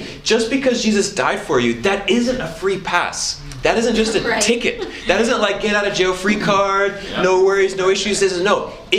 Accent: Papua, Indonesia; So I grew up in Indonesia. And I love Indonesia. It's a great country. And in Indonesia, where I was at specifically, was an island called Papua.

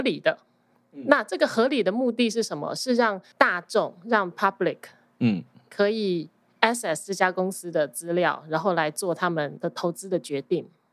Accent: Taiwan; accent: Taiwanese Mandarin; moved away as an adult; also born or lived in New York, United States; now in New Jersey, United States; 我在台湾出生，我在台湾受教育到二十一岁，然后还工作了。其实我到出国的时候已经是 成人了

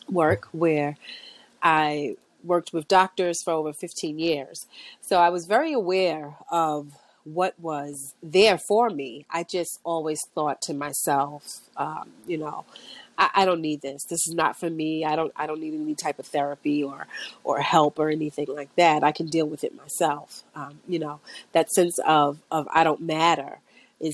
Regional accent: New York City, New York, United States; I was born and raised in Brooklyn

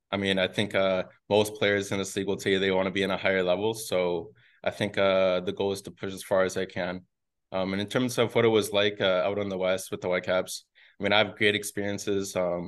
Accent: Burnaby, British Columbia, Canada; moved away as an adult; also born or lived in Fresno, United States / Hamilton, Canada; I'm going to be going against Vancouver, so that's where I'm from.

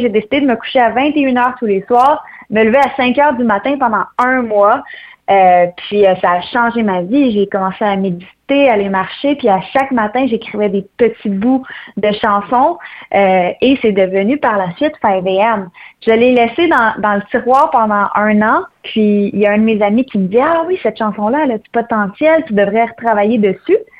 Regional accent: Saint-Basile-le-Grand, Quebec, Canada; Je pars de loin, je pars du Québec plus précisément. Euh, je suis native de Saint-Basile-le-Grand

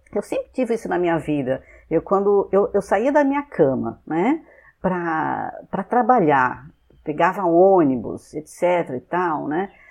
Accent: São Paulo, Brazil; moved away; also born or lived in Rio de Janeiro / Fortaleza; eu sou de São Paulo, né? Só para é, nasci né, na, na, capital de São Paulo mesmo.

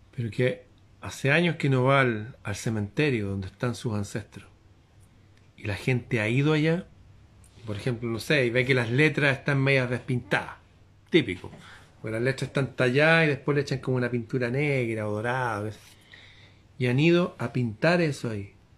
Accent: Chile; como chileno

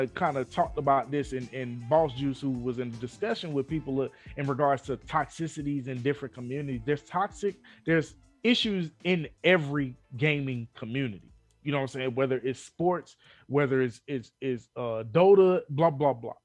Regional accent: Philadelphia, Pennsylvania, United States; moved away; also born or lived in Chester; I'm naturally from Philly and I moved from Philly to Chester and came down here

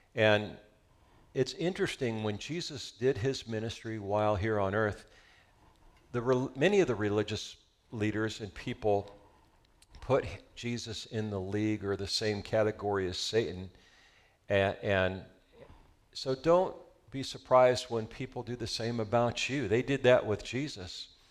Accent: Southern California, United States; We're from Southern California

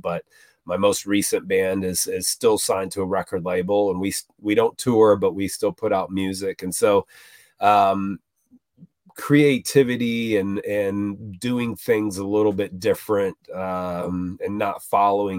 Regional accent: Florida, United States; I grew up in Florida

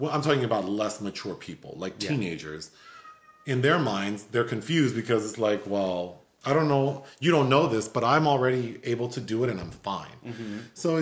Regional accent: Los Angeles, California, United States; growing up in South L.A. where it's like, you hear gunshots, you hear helicopters and sirens

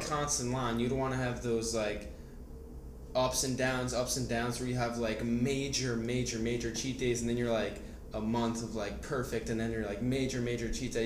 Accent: New Jersey, United States; we're both from New Jersey

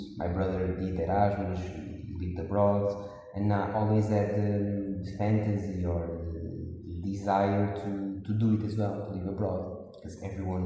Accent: Porto, Norte, Portugal; I was born and grew in Porto, in Portugal

